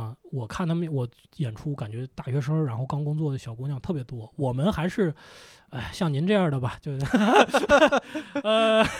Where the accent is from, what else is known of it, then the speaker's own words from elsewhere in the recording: Lanzhou, Gansu, China; now in Beijing, China; 我是兰州人，